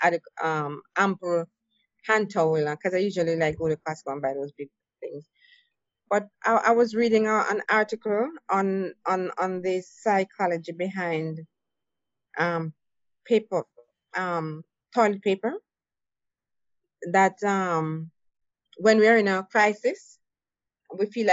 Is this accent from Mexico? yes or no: no; Jamaica; moved away; I'm from Jamaica